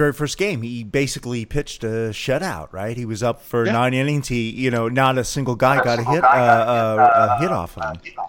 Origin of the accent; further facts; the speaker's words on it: Illinois, United States; I'm from Illinois.